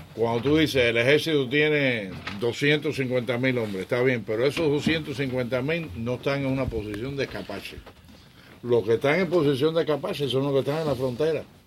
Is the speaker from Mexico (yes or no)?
no; Cuba; nosotros los cubanos